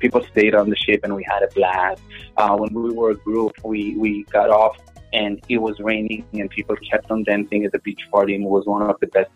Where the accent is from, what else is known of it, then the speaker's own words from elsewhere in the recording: Israel; first language Hebrew; English is a second language; now in Miami, United States; I was born and raised in Israel